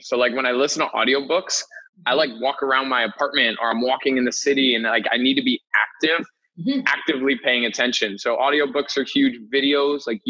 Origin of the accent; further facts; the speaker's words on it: Ossining, New York, United States; now in New York City, United States; I'm from New York, just outside of New York City in a county called Westchester. Grew up in a town called Ossining.